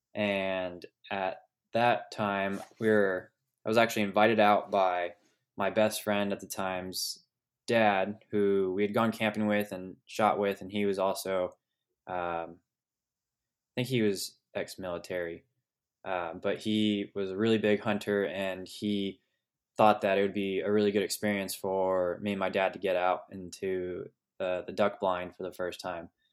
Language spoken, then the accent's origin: English; Sonoma Valley, California, United States; I was born and raised in Sonoma Valley, California, uh, which is just west of Napa Valley, wine country